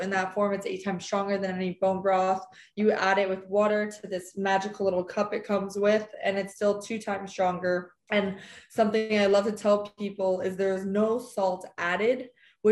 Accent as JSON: {"language": "English", "region": "New Jersey", "country": "United States", "tie": "born or raised there", "said": "growing up in New Jersey, middle school"}